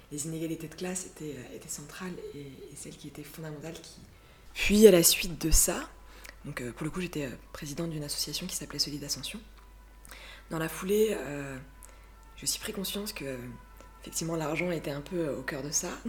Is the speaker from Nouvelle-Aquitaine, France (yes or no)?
no; Burgundy, Bourgogne-Franche-Comté, France; now in Île-de-France, France; j'ai 26 ans, j'habite euh, en Ile-de-France, euh, j'ai grandi en Bourgogne